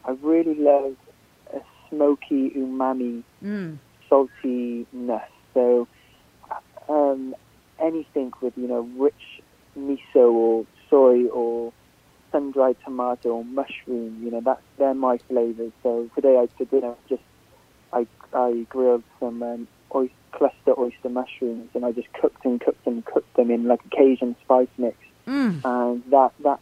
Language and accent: English; Cardiff, Wales, United Kingdom; my home town of Cardiff, which is in Wales